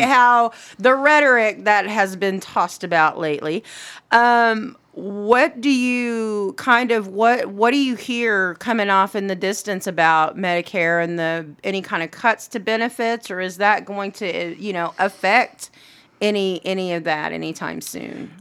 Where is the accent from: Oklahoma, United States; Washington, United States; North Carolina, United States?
Oklahoma, United States; Anadarko; that'll always be my hometown.